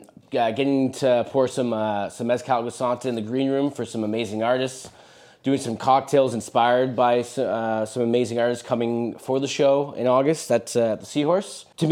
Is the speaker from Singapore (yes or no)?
no; Ottawa, Ontario, Canada; I'm from Ottawa, man.